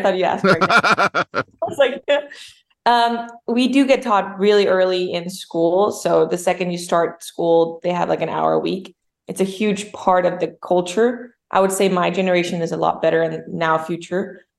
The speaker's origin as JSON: {"language": "English", "town": "Copenhagen", "region": "Capital Region of Denmark", "country": "Denmark", "tie": "born or raised there", "also_born_or_lived": "New York", "first_language": "Danish", "second_language": "English", "moved": "as an adult", "lives_now": "United States", "said": "I grew up in Copenhagen, Denmark, but moved to America about 12, 13 years ago now."}